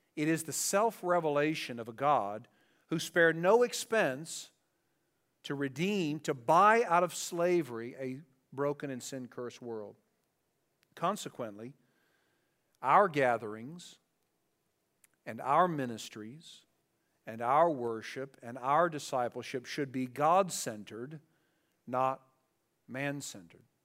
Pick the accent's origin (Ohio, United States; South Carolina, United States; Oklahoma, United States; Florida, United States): Ohio, United States; Dayton; growing up in Dayton, Ohio, and we lived in the city where our houses were very close to each other